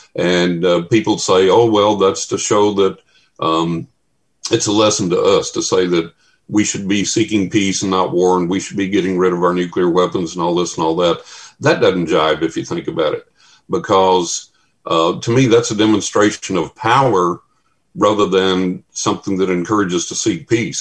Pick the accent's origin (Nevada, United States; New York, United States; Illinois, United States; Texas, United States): Texas, United States; a buddy of mine I grew up with in Texas